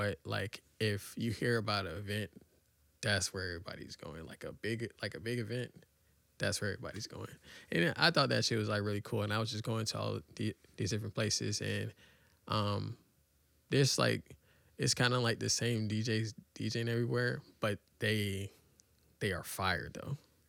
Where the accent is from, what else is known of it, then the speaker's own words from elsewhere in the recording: Atlanta, Georgia, United States; I'm from Atlanta.